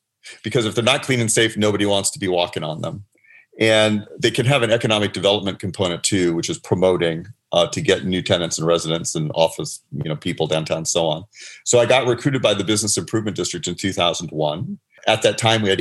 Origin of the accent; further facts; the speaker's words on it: Los Angeles, California, United States; I grew up in the San Fernando Valley